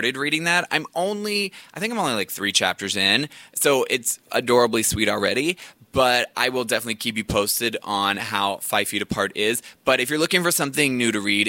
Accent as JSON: {"language": "English", "region": "the South", "country": "United States", "tie": "born or raised there", "said": "I grew up in the South"}